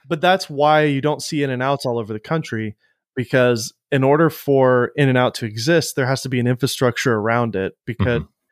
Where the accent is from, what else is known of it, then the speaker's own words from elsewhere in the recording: Florida, United States; now in Nashville, United States; I grew up going to Whataburger in Florida all the time when I was younger